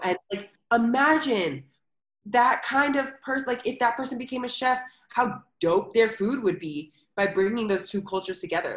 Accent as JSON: {"language": "English", "country": "United States", "tie": "born or raised there", "also_born_or_lived": "Philadelphia", "moved": "as an adult", "lives_now": "Chiang Mai, Thailand", "said": "also living and growing up in America"}